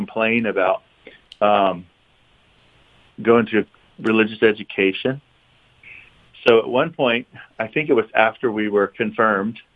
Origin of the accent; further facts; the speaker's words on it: Sandy Springs, Georgia, United States; growing up in St. Jude Parish in Sandy Springs.